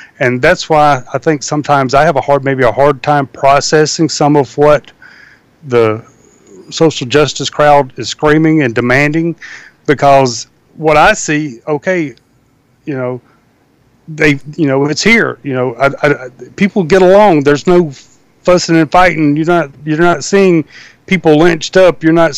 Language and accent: English; Deep South, United States; My experiences growing up in the Deep South will be greatly different than yours.